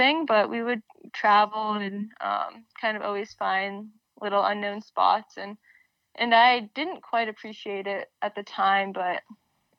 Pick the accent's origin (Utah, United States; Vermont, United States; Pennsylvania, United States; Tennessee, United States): Vermont, United States; Burlington; moved away as an adult; also born or lived in Washington, D.C.; Growing up in Burlington, Vermont, it is the largest city here, but it's quite small.